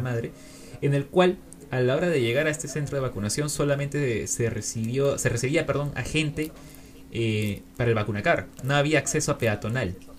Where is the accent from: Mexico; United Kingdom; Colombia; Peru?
Peru; desde mi lugar como peruano